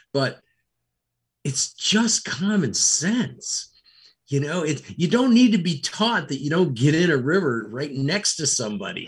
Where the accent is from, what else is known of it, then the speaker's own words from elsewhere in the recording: Rochester, New York, United States; I grew up in Rochester, New York